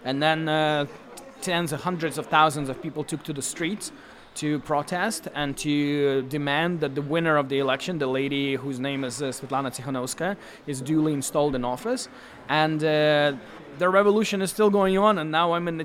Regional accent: Belarus; I come from Belarus

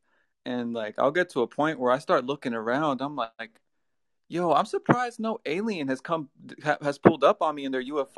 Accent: Southern California, United States; now in Virginia, United States; I'm from California.

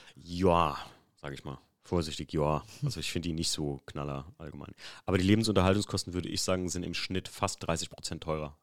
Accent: Germany

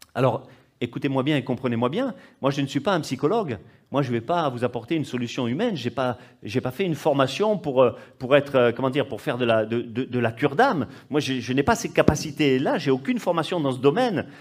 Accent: Corsica, France; chez moi en Corse

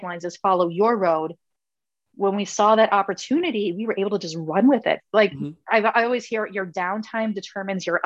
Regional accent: Minnesota, United States; Winter in Minnesota, we're from Minnesota

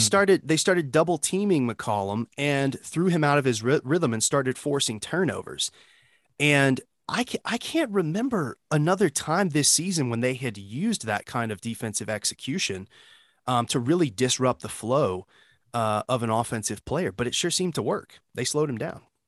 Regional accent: Memphis, Tennessee, United States; I grew up in Memphis

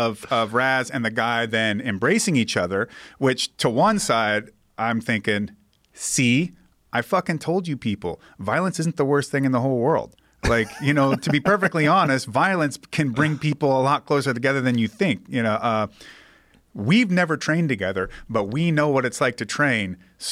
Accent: Seattle, Washington, United States; Hitting so close to home, Joe. I'm from Ballard, yeah.

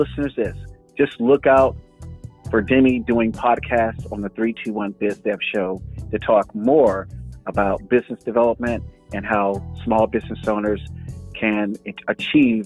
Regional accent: the South, United States; now in Northern California, United States; I'm from the South

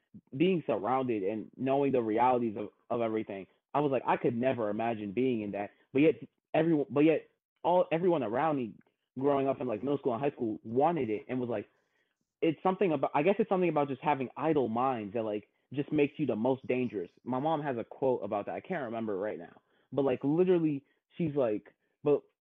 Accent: Germantown, Maryland, United States; I grew up in Germantown

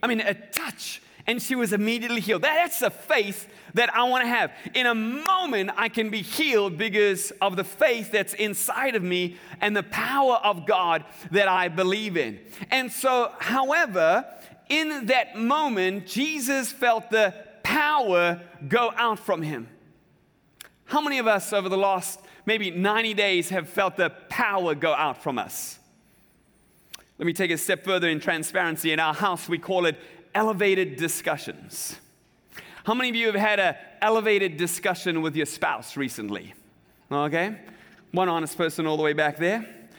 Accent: South Africa; I remember as a kid growing up in South Africa, we had these very large game reserves

